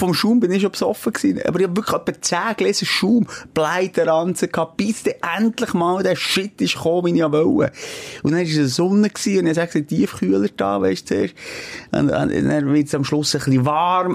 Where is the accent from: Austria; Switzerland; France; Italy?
Switzerland; in Boldigen, dort, wo ich aufgewachsen bin